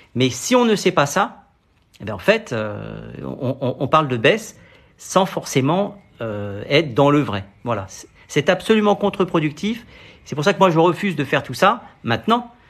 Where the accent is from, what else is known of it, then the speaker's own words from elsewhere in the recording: Paris, Île-de-France, France; je suis parisien